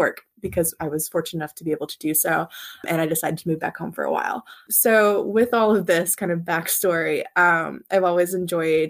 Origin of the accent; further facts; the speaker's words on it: Kentucky, United States; moved away as an adult; also born or lived in Alabama / Washington, D.C.; born and raised in Kentucky, grew up on a farm, really love my hometown and my home state